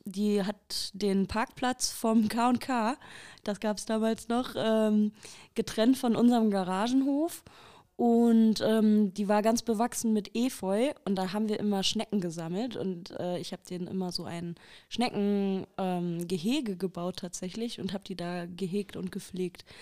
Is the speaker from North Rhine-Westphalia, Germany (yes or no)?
yes; Haltern am See, North Rhine-Westphalia, Germany; ich komme aus Deutschland, ähm, aus einer Stadt, die Haltern heißt. Also die ist hier ganz um die Ecke von Recklinghausen. Und da bin ich geboren